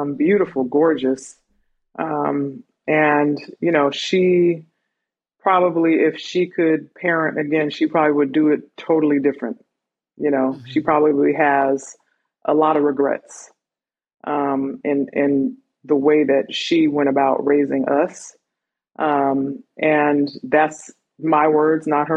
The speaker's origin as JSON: {"language": "English", "region": "California", "country": "United States", "tie": "born or raised there", "also_born_or_lived": "Miami Beach, Florida", "moved": "as an adult", "lives_now": "Georgia, United States", "said": "We moved to California, and that's pretty much where I was raised"}